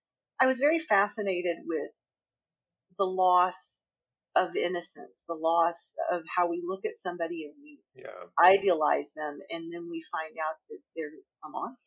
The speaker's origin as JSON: {"language": "English", "region": "the South", "country": "United States", "tie": "born or raised there", "said": "I grew up in the South, and we were pretty poor"}